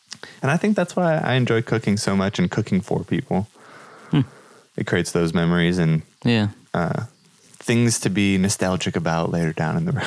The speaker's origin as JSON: {"language": "English", "town": "Chicago", "region": "Illinois", "country": "United States", "moved": "yes", "lives_now": "Quincy, United States", "said": "Chicago suburb area"}